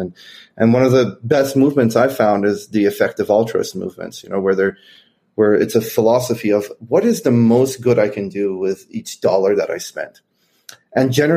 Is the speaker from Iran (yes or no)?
yes; Iran; also born or lived in Kentucky, United States; now in United States; I grew up in Iran.